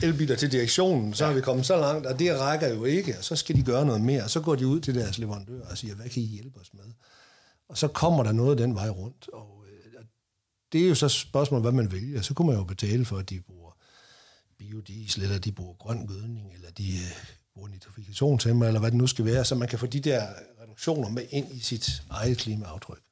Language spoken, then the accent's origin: Danish; North Jutland, North Denmark Region, Denmark; Nu kommer jeg op fra Nordjylland